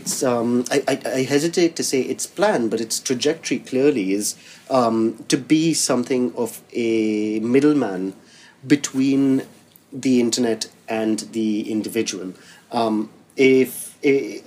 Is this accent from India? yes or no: yes; India; now in London, United Kingdom; as an Indian who lives in London